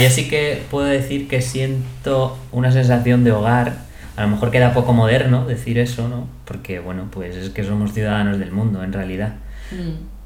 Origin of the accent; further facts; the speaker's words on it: Spain; no es que sea de soy español y tal y cual, pero es verdad que me cuesta más em, salir fuera en plan de, pues a vivir un tiempo, ¿no?